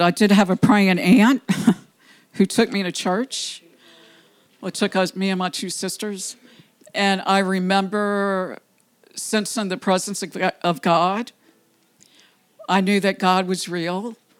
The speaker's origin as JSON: {"language": "English", "town": "New Orleans", "region": "Louisiana", "country": "United States", "tie": "born or raised there", "said": "I'm from New Orleans, well, West Bank, I consider New Orleans."}